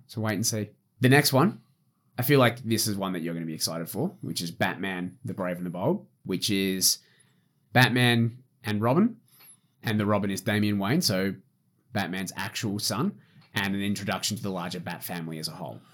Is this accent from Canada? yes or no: no; Australia; I'm Australian.